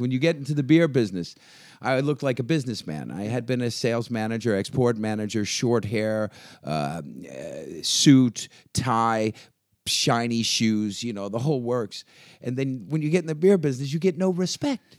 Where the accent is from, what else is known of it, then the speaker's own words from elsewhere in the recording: Virginia, United States; moved away as an adult; now in Denmark; I'm American, uh, born in Virginia uh, and uh, have uh, yeah lived there all my life